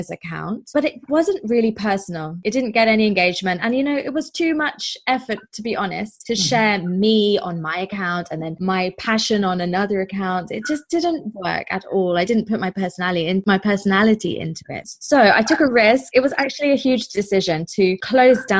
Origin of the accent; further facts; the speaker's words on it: England, United Kingdom; moved away as an adult; now in Durban, South Africa; I'm originally from England, as I expect you will be able to hear, but I've lived in South Africa for about 5 years now